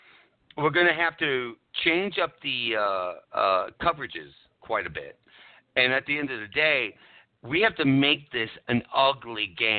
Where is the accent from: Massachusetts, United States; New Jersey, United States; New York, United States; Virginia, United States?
New York, United States; New York City; I grew up on the Lower East Side of New York.